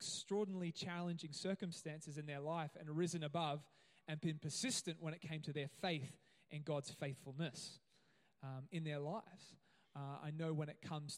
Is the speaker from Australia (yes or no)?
yes; Gold Coast, Queensland, Australia; now in Cairns, Australia; I grew up on the Gold Coast